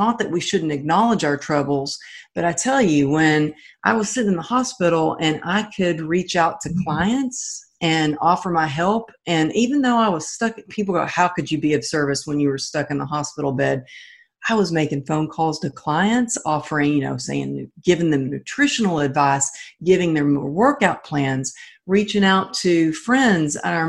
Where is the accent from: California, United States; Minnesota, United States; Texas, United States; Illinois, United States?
Texas, United States; I'm from Texas and I was taught, you know, you got to be a cowgirl.